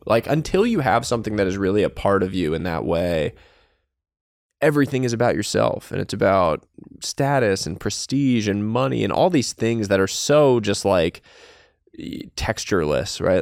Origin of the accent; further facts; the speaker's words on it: Northeast, United States; I was from the Northeast and came from this, like, multicultural household.